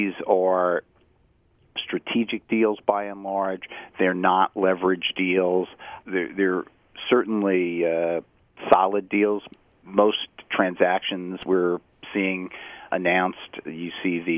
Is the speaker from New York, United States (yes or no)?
yes; New York City, New York, United States; born on this island, grew up in New York City. All my education was in the city of New York